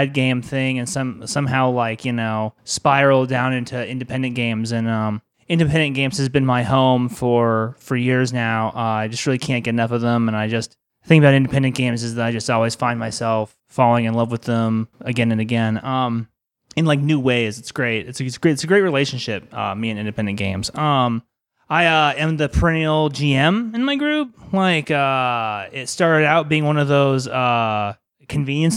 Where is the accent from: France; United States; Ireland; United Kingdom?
United States; Arizona; I grew up in Arizona